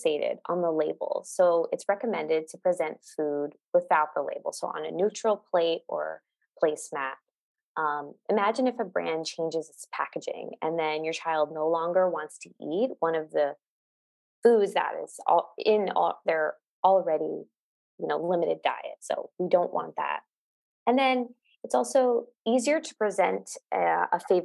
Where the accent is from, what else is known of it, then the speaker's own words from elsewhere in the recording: New York, United States; moved away as an adult; now in Los Angeles, United States; I am physically in Los Angeles, California, but I am from New York. I moved here during COVID